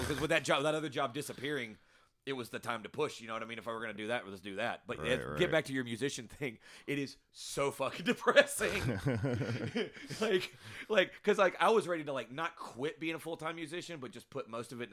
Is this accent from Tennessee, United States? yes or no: yes; Memphis, Tennessee, United States; I'm white trash from Memphis